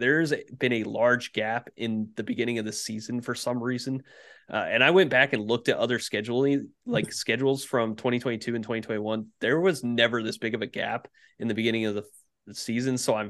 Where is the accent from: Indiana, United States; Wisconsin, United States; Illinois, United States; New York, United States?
Indiana, United States; growing up in Indiana, I've had a Pacers jersey on.